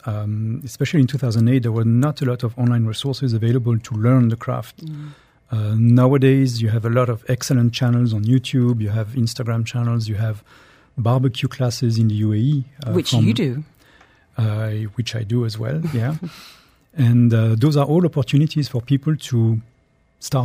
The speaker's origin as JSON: {"language": "English", "town": "Strasbourg", "region": "Grand Est", "country": "France", "tie": "born or raised there", "accent": "French", "moved": "yes", "lives_now": "United Arab Emirates", "said": "I am French. So I grew up northeastern France in Alsace, in Strasbourg"}